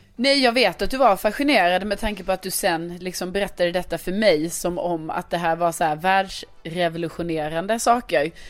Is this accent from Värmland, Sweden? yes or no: no; Lund, Skåne, Sweden; now in Stockholm, Sweden; min hemstad Lund